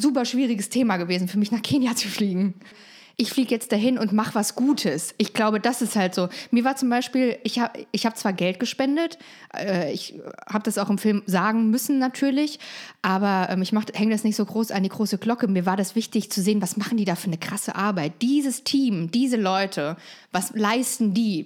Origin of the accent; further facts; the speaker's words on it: Frankfurt, Hesse, Germany; also born or lived in East Germany (GDR); Ich bin in Frankfurt groß geworden